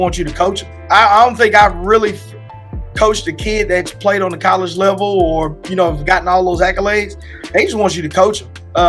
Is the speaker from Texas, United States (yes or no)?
yes; Lancaster, Texas, United States; me growing up in Lancaster, Texas